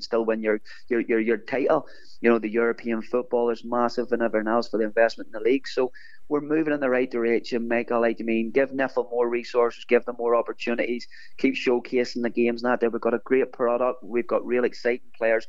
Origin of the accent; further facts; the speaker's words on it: Larne, Northern Ireland, United Kingdom; here in my hometown